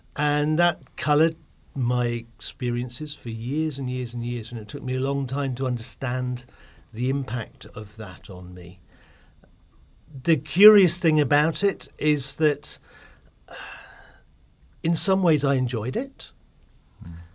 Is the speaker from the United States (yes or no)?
no; Cornwall, South West England, United Kingdom; I grew up down in Cornwall